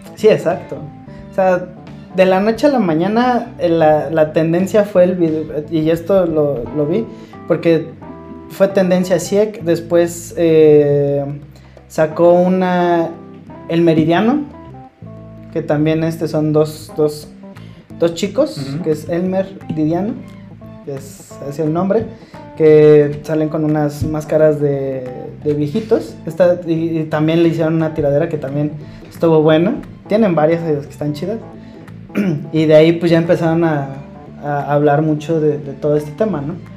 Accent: Mexico; nosotros que tenemos a nuestros padres mexicanos

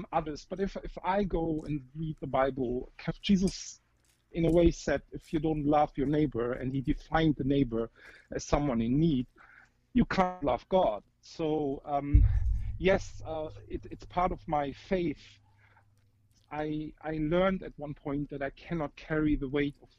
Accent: Germany; I'm 47, I'm from Germany, married to an Indian.

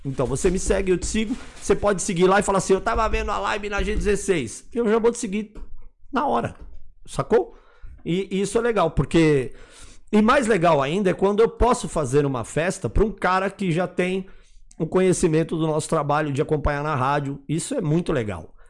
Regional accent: Guarulhos, São Paulo, Brazil; Guarulhos, minha terra

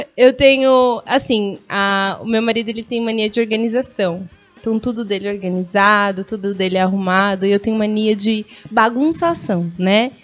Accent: Guarulhos, São Paulo, Brazil; sou de Guarulhos, mas eu amo ser guarulhense de verdade

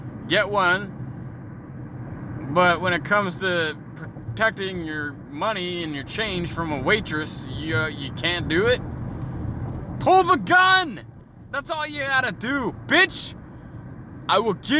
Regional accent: Canada; we're Canadian

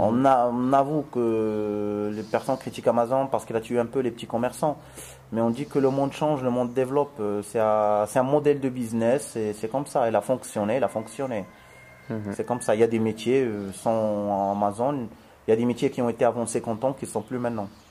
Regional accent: Morocco; je suis marocain

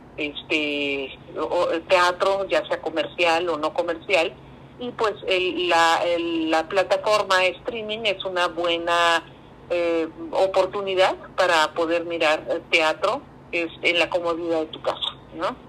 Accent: Veracruz, Mexico; soy una artista veracruzana

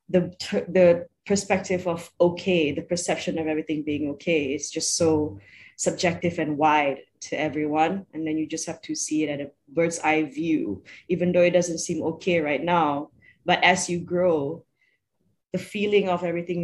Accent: Sarawak, Malaysia; I'm originally from Sarawak

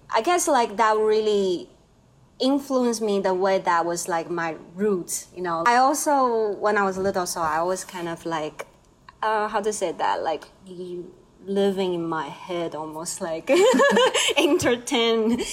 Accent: Taiwan; English is a second language; now in Jersey City, United States; I'm from Taiwan.

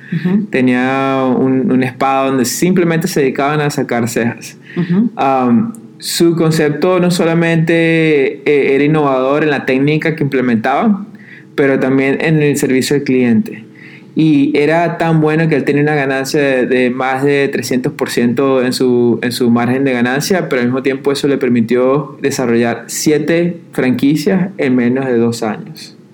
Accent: Venezuela; Yo soy de Venezuela

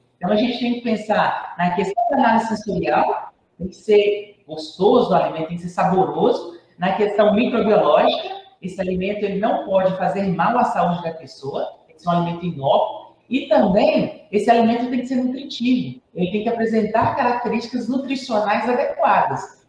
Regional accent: Jequitinhonha, Minas Gerais, Brazil; eu sou natural, né, de Jequitinhonha, do Vale do Jequitinhonha, da cidade de Jequitinhonha

